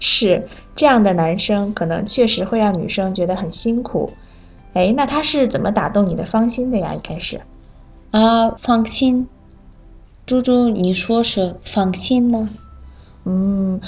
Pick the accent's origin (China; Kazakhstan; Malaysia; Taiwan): Kazakhstan; Chinese is a second language; 我是来自哈萨克斯坦的